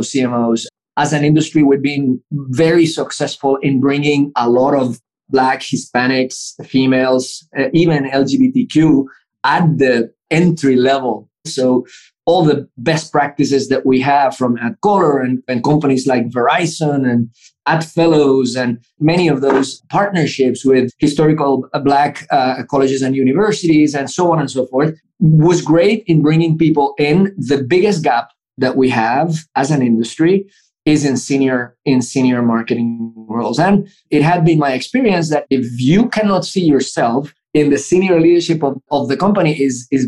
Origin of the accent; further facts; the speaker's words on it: Puerto Rico; moved away; also born or lived in Baton Rouge, Louisiana; when I grew up in Puerto Rico